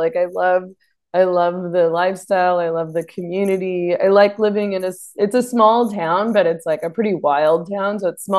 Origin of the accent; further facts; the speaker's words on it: Vancouver, British Columbia, Canada; moved away as an adult; now in Sayulita, Mexico; I was born in Vancouver.